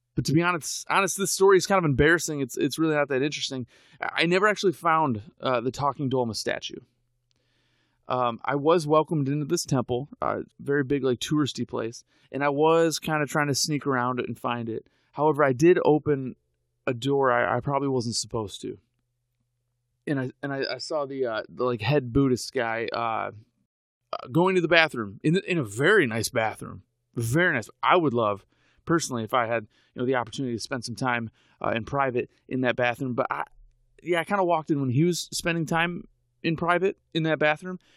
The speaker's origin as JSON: {"language": "English", "country": "United States", "said": "I'm an American"}